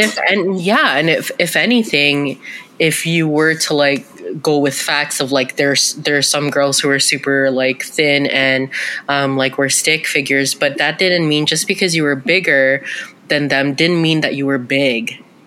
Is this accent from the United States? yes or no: no; Canada; we're two sisters here to share our experiences as Canadian born Filipinas.